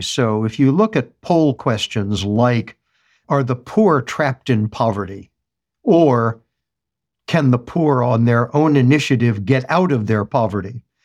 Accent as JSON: {"language": "English", "country": "United States", "said": "As an American"}